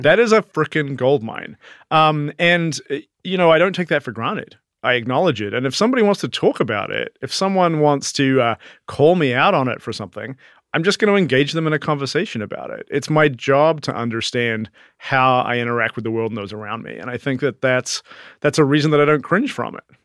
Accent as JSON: {"language": "English", "region": "South Island", "country": "New Zealand", "tie": "born or raised there", "moved": "yes", "lives_now": "New York City, United States", "said": "I came from New Zealand"}